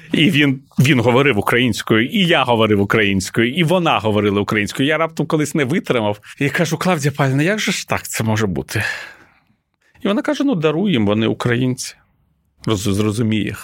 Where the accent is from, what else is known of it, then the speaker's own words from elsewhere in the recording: Kyiv, Ukraine; Ukrainian is a second language; Коли я зростав в Києві